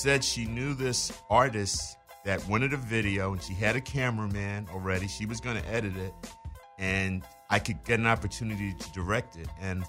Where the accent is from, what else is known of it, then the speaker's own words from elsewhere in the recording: New York, United States; also born or lived in London; that's how I ended up being born in London. But I grew up in New York.